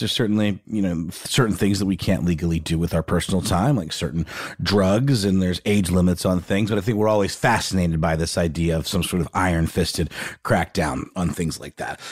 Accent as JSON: {"language": "English", "town": "Augusta", "region": "Georgia", "country": "United States", "tie": "born or raised there", "said": "my hometown of Augusta"}